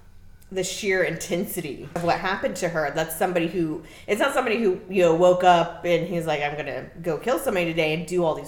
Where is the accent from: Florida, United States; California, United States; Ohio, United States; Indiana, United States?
Florida, United States; Because we're from Florida.